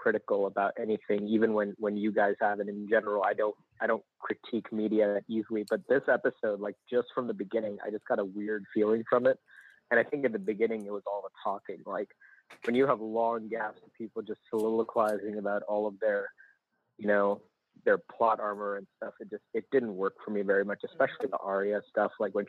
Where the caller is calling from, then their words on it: Dallas, Texas, United States; I'm calling from Dallas, Texas, I guess, right now.